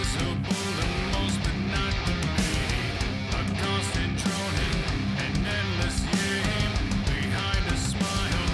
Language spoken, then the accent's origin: English; United States